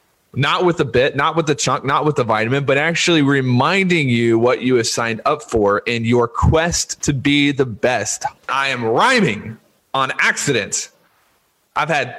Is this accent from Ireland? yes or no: no; Louisiana, United States; I was born in Louisiana, and I was raised a Louisiana State University